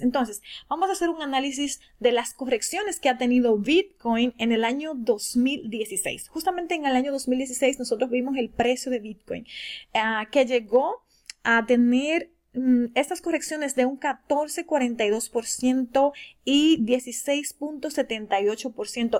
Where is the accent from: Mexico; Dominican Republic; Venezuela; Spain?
Dominican Republic; de República Dominicana